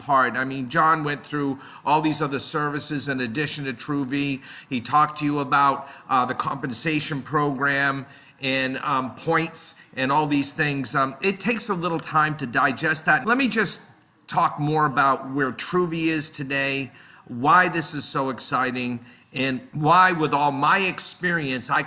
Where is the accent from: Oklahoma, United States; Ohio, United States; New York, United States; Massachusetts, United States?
Massachusetts, United States; Boston; also born or lived in Netherlands; I grew up in the Boston area. I still live in this area